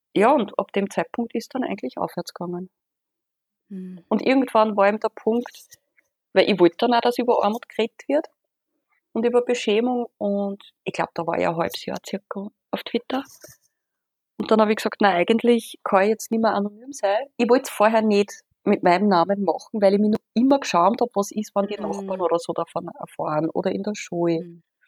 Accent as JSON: {"language": "German", "country": "Austria", "said": "bei uns in Österreich"}